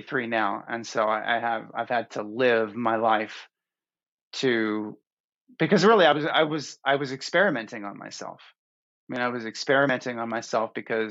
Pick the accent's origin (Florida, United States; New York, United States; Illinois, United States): Florida, United States; growing up in Florida